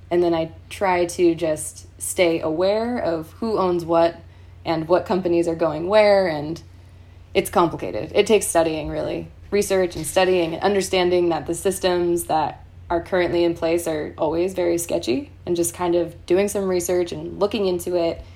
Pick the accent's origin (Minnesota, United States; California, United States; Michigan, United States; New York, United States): California, United States; San Clemente; I'm from San Clemente